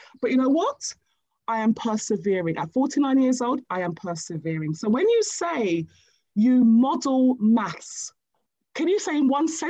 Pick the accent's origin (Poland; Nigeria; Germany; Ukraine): Nigeria; And I'm Nigerian by birth.